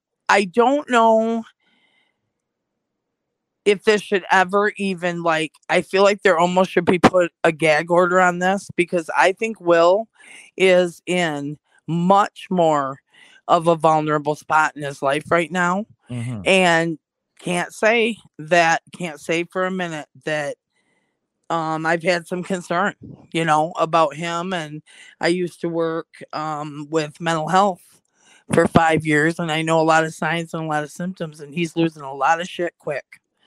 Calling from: Michigan, United States; A small town in northern Michigan.

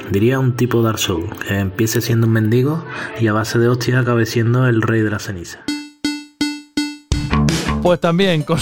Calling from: Seville, Andalusia, Spain; Soy … de Sevilla.

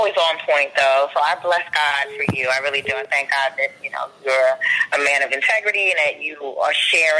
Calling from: Maryland, United States

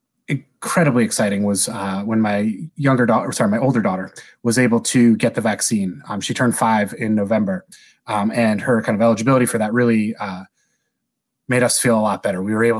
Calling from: State College, Pennsylvania, United States; I'm calling from State College, Pennsylvania. It's a smallish college town in the middle of the state of Pennsylvania.

